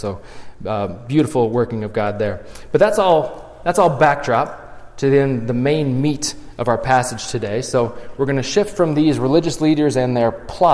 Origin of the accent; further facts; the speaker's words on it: Morton, Illinois, United States; I'm from Morton, so Pumpkin Festival is a big deal.